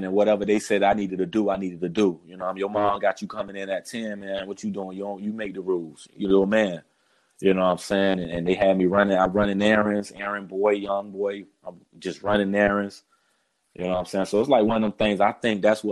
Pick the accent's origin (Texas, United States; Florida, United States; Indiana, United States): Florida, United States; South; moved away as an adult; also born or lived in Fort Lauderdale, Florida; now in Massachusetts, United States; Me growing up in Florida